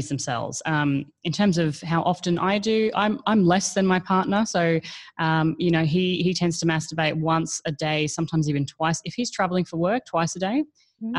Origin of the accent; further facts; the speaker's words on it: Australia; now in Asia; I'm actually an Australian, but I currently live in Asia.